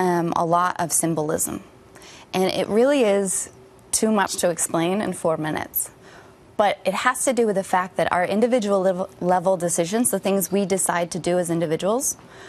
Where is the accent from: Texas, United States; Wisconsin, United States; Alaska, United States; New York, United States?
Wisconsin, United States; It's really hard because I don't know if I told you I'm from Wisconsin.